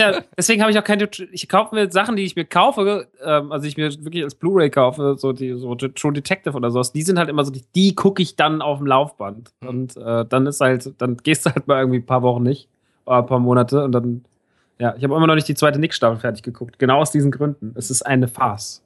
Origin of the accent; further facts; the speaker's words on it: Rodgau, Hesse, Germany; moved away; im Rottgau im Kino meiner alten Heimat